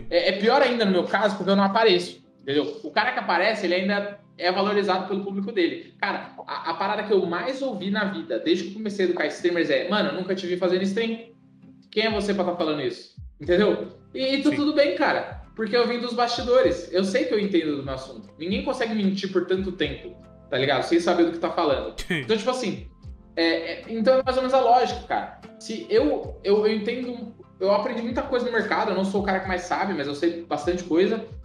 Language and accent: Portuguese; São Paulo, Brazil; Cara, eu vim, eu vim de São Paulo, capital, velho.